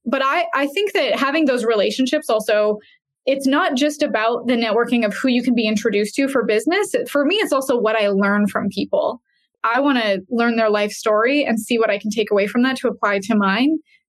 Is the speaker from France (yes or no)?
no; Canada; now in Boise, United States; The weather is great. It's a lot different than Canada. People make fun of my accent all the time.